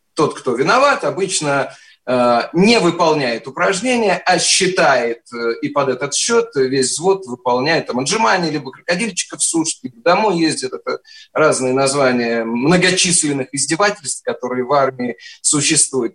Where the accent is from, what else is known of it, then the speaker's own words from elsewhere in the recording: Penza, Penza Oblast, Russia; moved away; also born or lived in Moscow; вообще из Пензы, но призывался из Москвы